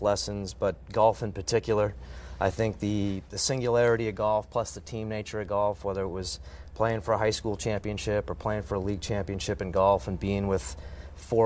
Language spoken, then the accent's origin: English; Boston, Massachusetts, United States; growing up in Boston